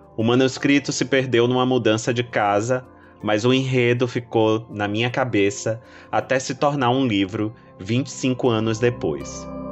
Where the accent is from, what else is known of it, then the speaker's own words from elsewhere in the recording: Salvador, Bahia, Brazil; Eu nasci na Cidade Baixa, um bairro histórico e portuário